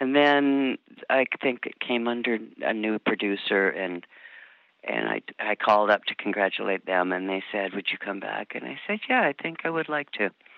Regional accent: Michigan, United States; born there; also born or lived in Omaha; No, I was born in Michigan, and my dad worked for Mutual of Omaha

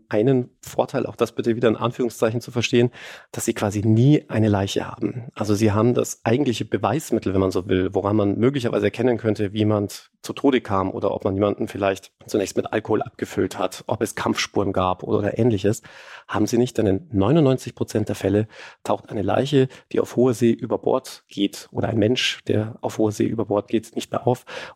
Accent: Germany; ich als Deutscher

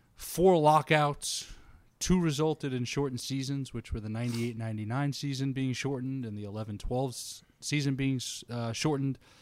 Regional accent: New York, United States; I grew up in New York

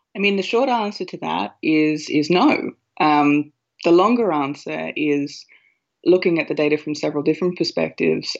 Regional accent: Australia; moved away as an adult; now in Ireland; I'm an Australian working in Ireland for an American company

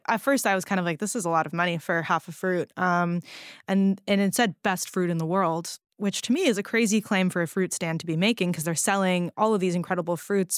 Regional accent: California, United States; I'm from California

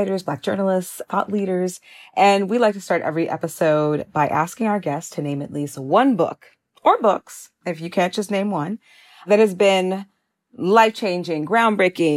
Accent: Chicago, Illinois, United States; my hometown paper, The Chicago Tribune

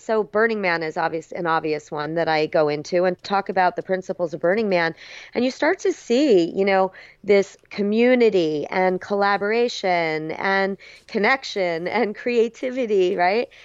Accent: South Florida, United States; moved away as an adult; also born or lived in Berkeley, California; I grew up in South Florida, but, you know, headed out to U C Berkeley

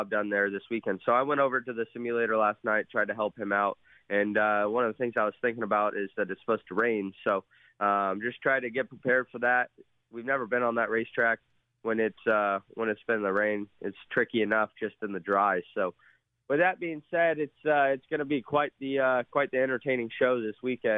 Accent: Las Vegas, Nevada, United States; Las Vegas, my hometown

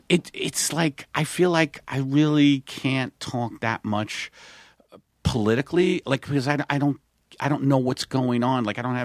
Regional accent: Staten Island, New York, United States; because I come from Staten Island where people don't travel.

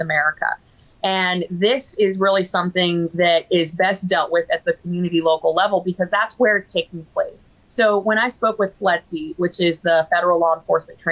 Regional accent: Florida, United States; my home state of Florida

